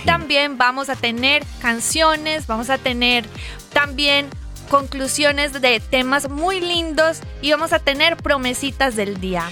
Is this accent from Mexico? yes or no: no; Colombia; si me escuchan mi acento, yo soy de Colombia.